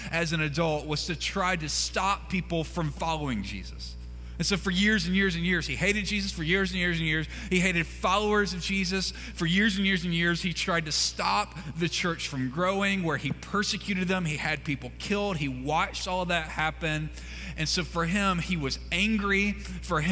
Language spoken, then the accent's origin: English; Mississippi, United States; moved away; I grew up in Mississippi